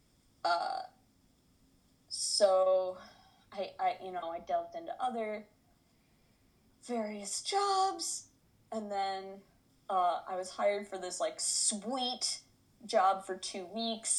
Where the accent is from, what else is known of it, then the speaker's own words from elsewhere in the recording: Chicago, Illinois, United States; moved away as an adult; also born or lived in Ann Arbor, Michigan / Los Angeles, California; now in Detroit, United States; I was born and raised in Chicago, then was in Ann Arbor